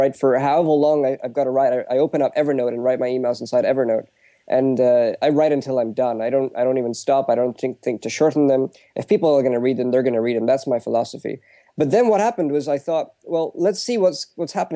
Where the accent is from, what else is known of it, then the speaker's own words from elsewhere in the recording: United Kingdom; my background is that I'm Indian, but I'm born and brought up in the UK.